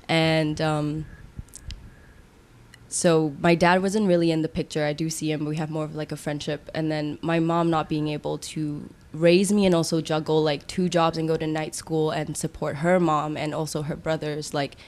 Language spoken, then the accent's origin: English; Singapore; I love Singapore for everything that it made me and everything that it showed me